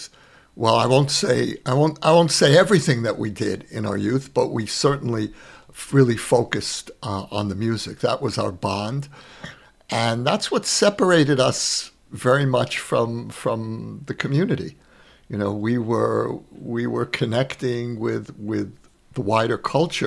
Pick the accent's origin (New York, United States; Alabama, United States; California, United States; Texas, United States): New York, United States; New York City; moved away as an adult; now in Israel; where I grew up, which was Borough Park